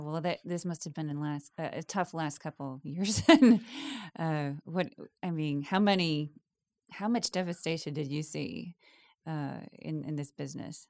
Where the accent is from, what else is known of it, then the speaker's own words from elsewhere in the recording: Wisconsin, United States; growing up in Wisconsin